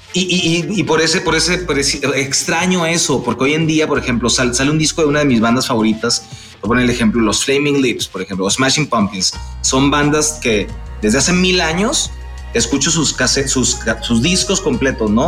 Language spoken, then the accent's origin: Spanish; Mexicali, Baja California, Mexico; moved away; also born or lived in Monterrey; yo soy de Mexicali, Baja California, es mi tierra natal